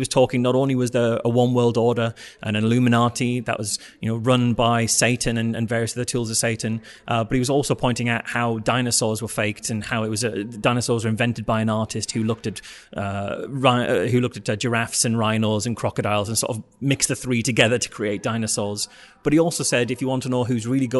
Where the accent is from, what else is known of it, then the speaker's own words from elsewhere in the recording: North East England, United Kingdom; accent: northeastern; That's a northeastern accent for you